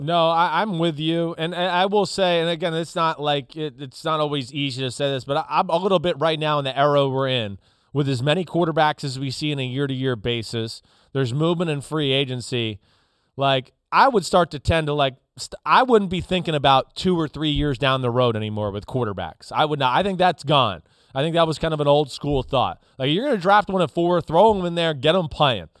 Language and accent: English; New Jersey, United States; up here where I grew up in in New Jersey